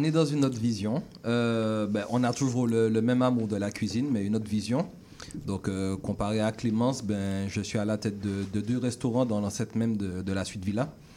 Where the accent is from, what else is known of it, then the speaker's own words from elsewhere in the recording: Martinique; moved away; on est sorti de la Martinique